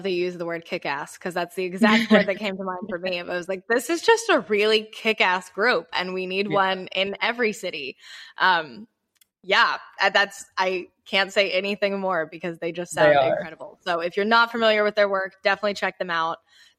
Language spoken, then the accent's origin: English; the South, United States; When I didn't think of myself as a Southerner until I moved to New York. And then I was like, oh no, I am definitely from the South.